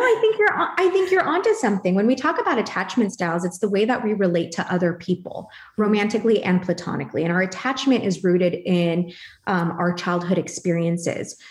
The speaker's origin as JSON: {"language": "English", "country": "Philippines", "said": "I'm Filipino"}